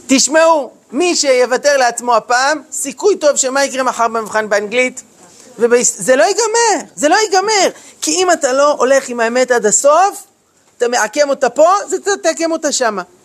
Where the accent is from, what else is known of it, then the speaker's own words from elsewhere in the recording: Jerusalem, Jerusalem District, Israel; אני גדלתי בירושלים, בשכונה של דוסים